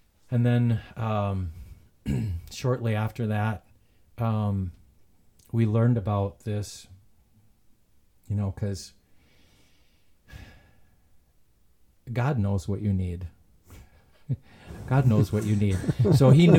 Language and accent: English; Antigo, Wisconsin, United States; moved away as an adult; also born or lived in Milwaukee; I'm from Antigo